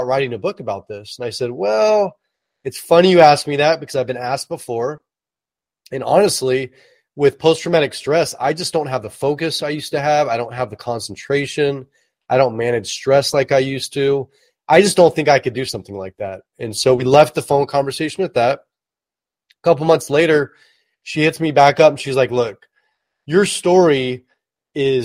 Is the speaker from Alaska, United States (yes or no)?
no; Oakland, California, United States; also born or lived in Hercules / Vacaville / Berkeley / Napa; I was born and raised in the San Francisco Bay Area. I was actually born in Oakland